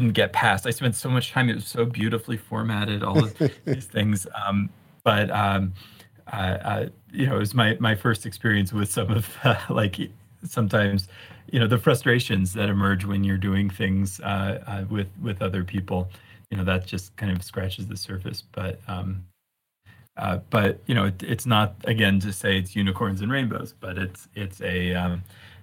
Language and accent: English; Virginia outside of DC, United States; now in Boulder, United States; I grew up in Virginia outside of DC